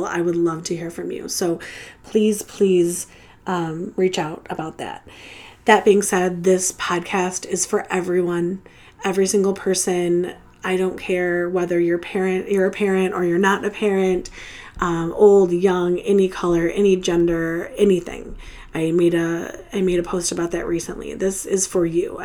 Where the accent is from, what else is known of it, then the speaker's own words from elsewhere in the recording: Metro Detroit area, Michigan, United States; I am from the Metro Detroit area, which means I don't live in Detroit proper, but I am just outside of Detroit, Michigan.